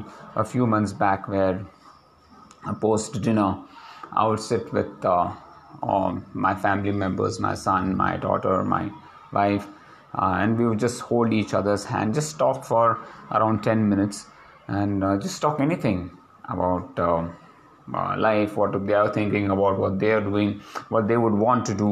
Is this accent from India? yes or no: yes; India; as Indian, or as specifically as Indian men